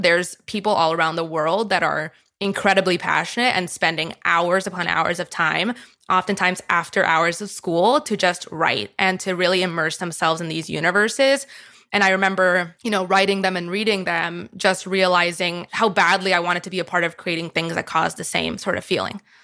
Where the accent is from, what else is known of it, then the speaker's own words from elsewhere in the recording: Miami, Florida, United States; moved away; I grew up in Miami, Florida